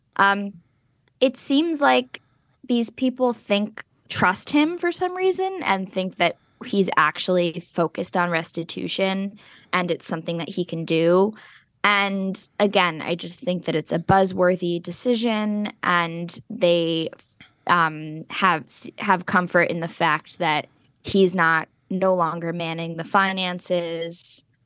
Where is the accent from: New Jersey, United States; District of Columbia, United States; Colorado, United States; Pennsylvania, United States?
New Jersey, United States; we're both from New Jersey